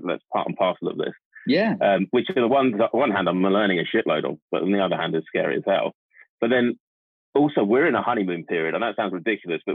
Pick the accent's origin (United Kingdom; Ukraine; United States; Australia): United Kingdom; we're British